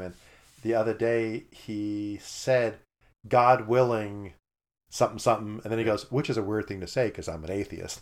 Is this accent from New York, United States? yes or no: yes; New York, United States; moved away; I grew up in New York, and to me, Christian meant Catholic